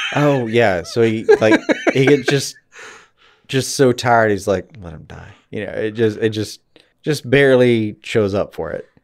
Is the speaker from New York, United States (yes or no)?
no; Alabama, United States; I'm from Alabama.